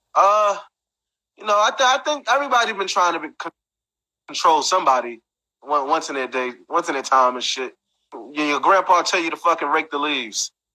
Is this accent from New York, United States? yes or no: yes; Brooklyn, New York, United States; I'm from Brooklyn.